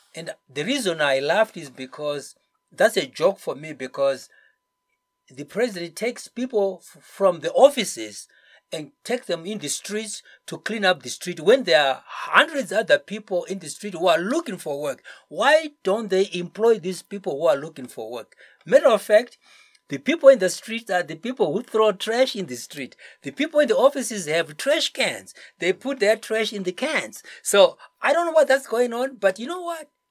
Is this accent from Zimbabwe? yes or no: yes; Zimbabwe; moved away as an adult; I've come back because this is my home